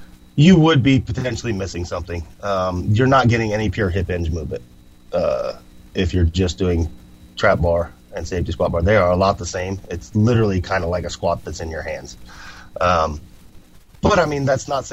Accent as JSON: {"language": "English", "country": "United States", "said": "I'm freaking from America"}